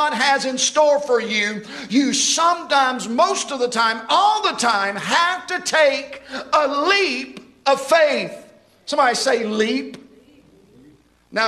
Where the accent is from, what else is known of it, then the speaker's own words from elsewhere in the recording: Houston, Mississippi, United States; I remember growing up in Houston, Mississippi. I grew up in Metz Street